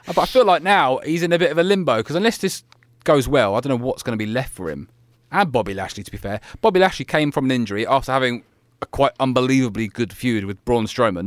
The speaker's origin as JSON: {"language": "English", "town": "Leeds", "region": "Yorkshire and the Humber", "country": "United Kingdom", "said": "I am your host from Leeds, England"}